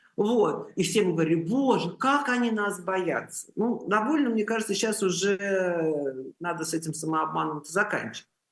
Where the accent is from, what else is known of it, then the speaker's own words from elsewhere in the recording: Russia; moved away; Я из России